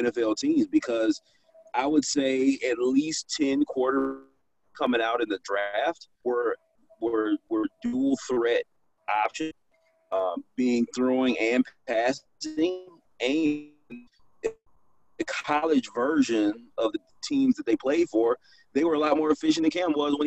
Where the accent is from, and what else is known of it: Atlanta, Georgia, United States; born or raised there